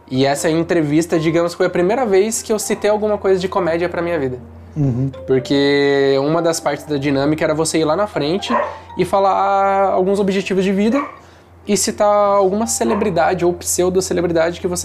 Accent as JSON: {"language": "Portuguese", "town": "Curitiba", "region": "Paraná", "country": "Brazil", "said": "Lá pra ele, eu sou curitibano, nem tenho amigo."}